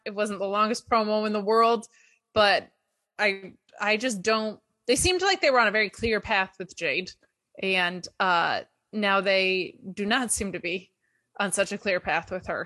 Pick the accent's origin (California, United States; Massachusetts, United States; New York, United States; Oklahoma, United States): New York, United States; Binghamton; moved away; also born or lived in New Jersey; my hometown of Binghamton